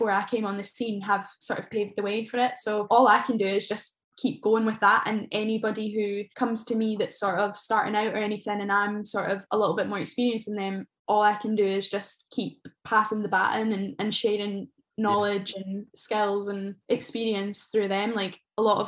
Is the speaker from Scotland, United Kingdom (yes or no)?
yes; between Glasgow and Edinburgh, Scotland, United Kingdom; where I'm from, it's known for the overspill from Edinburgh and Glasgow